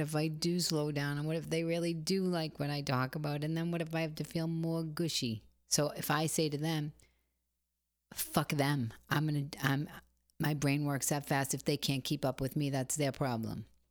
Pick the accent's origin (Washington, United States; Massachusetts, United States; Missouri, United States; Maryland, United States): Massachusetts, United States; Boston; I come from Boston.